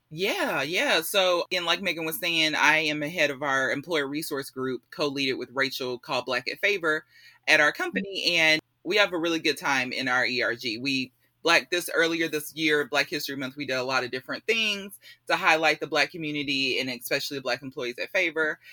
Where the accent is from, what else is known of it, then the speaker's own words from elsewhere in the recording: Spring / The Woodlands area, Texas, United States; also born or lived in Illinois; I grew up in the Spring Woodlands area, so um, I was the only black kid most of my life growing up there